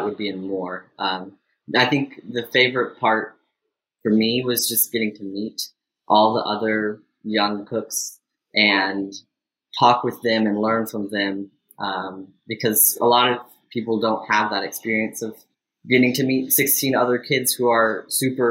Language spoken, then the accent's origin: English; Austin, Texas, United States; I am from Austin, Texas